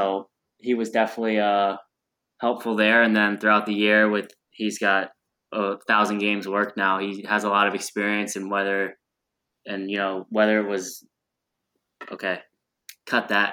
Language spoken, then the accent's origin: English; Pennsylvania, United States; moved away; right by my hometown in PA